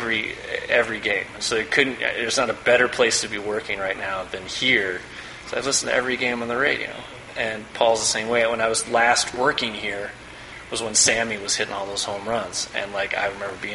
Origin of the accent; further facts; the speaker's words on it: Evanston, Illinois, United States; also born or lived in San Francisco; now in Chicago, United States; I grew up in Evanston